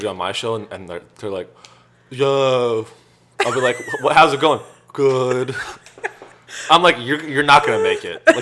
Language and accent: English; California, United States; Silicon Valley.